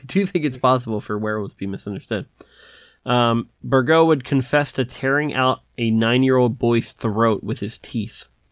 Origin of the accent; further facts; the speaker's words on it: Philadelphia, Pennsylvania, United States; I'm from Philadelphia